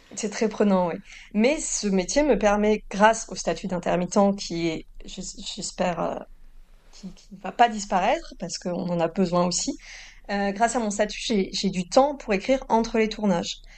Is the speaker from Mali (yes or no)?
no; Toulouse, Occitania, France; now in Normandy, France; j'ai grandi à Toulouse et que maintenant je vis en Normandie